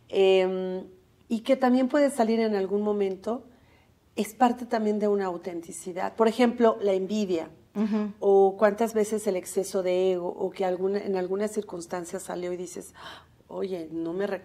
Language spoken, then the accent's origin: Spanish; Mexico; Como los mexicanos nos reconocemos en el estadio cuando estamos gritando